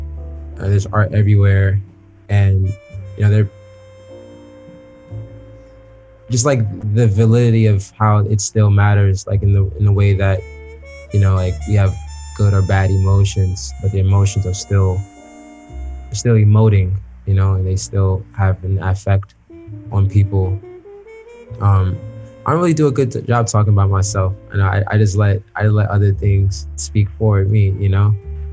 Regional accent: New York, United States; born there; also born or lived in Chicago; When I'm in New York or in the States, I'm from Chicago. But when I'm abroad, I'm from New York. I was born in New York. I'm kind of from all over. I lived in 5 states.

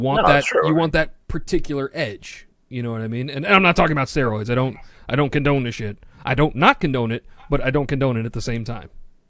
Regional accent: New York City, New York, United States; I'm a Yankees fan. However, like, I'm from Queens, like Spider-Man.

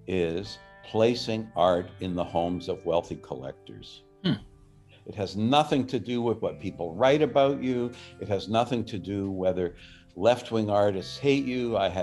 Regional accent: Canada; the good things and the bad things about life professionally as a Canadian contemporary artist.

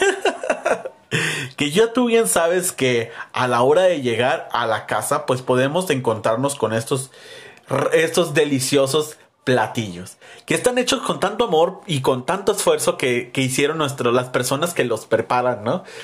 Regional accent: Mexico; a nosotros como mexicanos

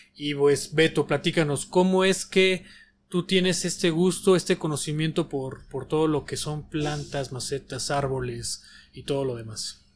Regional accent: Mexico; como mexicanos que somos y como por vivir aquí

